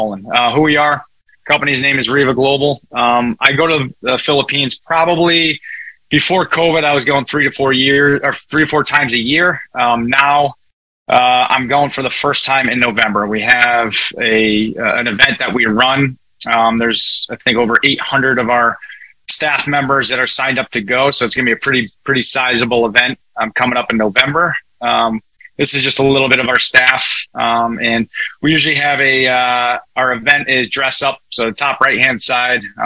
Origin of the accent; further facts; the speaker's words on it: Connecticut, United States; I'm from Northeast, just so everybody knows I'm from Connecticut. So if I talk a little fast, you could give me a virtual slap and tell me to slow down. So I've been accused of talking fast, but that's just a little bit of my nature and where I live and where I grew up